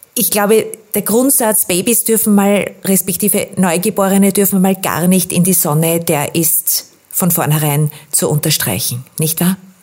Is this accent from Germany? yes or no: no; Austria; bei uns in Österreich